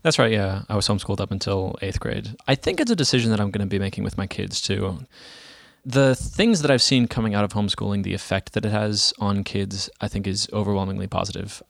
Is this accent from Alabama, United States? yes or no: no; Dallas, Texas, United States; I'm from Dallas, Texas